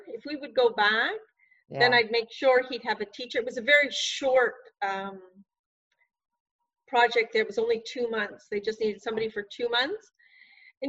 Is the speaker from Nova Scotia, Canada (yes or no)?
yes; Nova Scotia, Canada; also born or lived in Northern Quebec; now in Quebec, Canada; the Nova Scotia I grew up in.